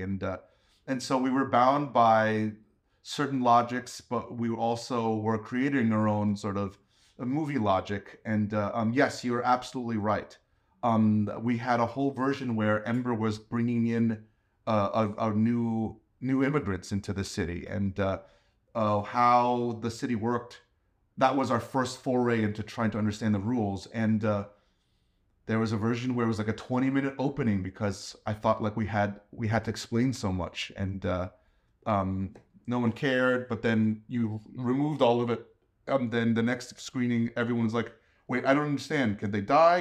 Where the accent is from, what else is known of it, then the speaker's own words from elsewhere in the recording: New York City, New York, United States; I grew up in New York, too